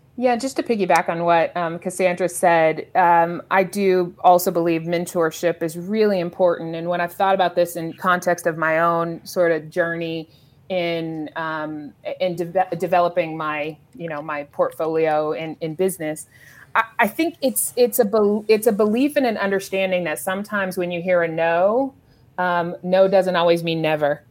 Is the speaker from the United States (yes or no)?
yes; Los Angeles, California, United States; I grew up in South Los Angeles